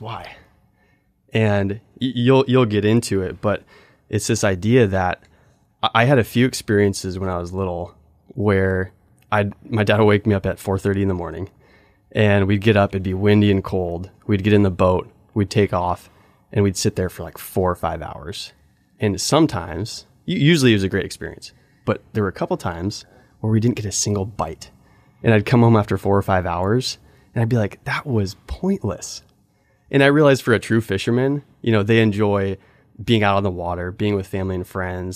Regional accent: Alaska, United States; I grew up in Alaska, grew up on this world class salmon fishing river.

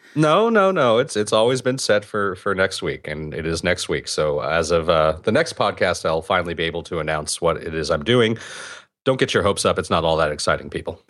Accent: California, United States; even I do it as a Californian.

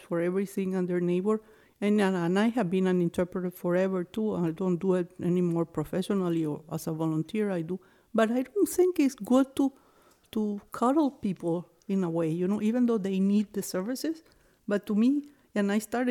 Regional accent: Venezuela; English is a second language; moved away; also born or lived in New Hampshire; I hear an accent. Where are you from? And I would say, Venezuela

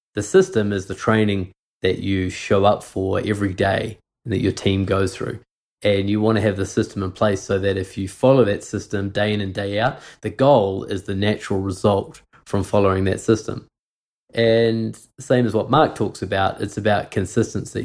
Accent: New Zealand; I grew up in New Zealand. I never never lived in Canada, but my mum is from Montreal

